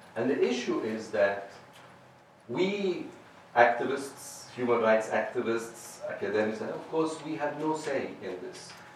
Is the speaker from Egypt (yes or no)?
yes; Egypt; moved away; also born or lived in Oxford, United Kingdom; my home country, Egypt